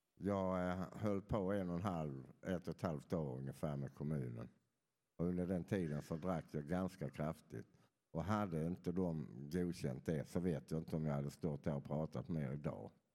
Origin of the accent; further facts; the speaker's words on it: Skåne, Sweden; moved away; Jag kommer från Skåne så ni får förlåta att jag inte har den där dialekten som är så lätt att förstå.